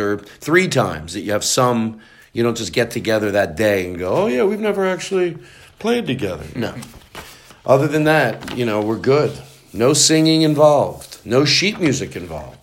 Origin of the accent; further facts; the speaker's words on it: Philadelphia, Pennsylvania, United States; I'm from Philly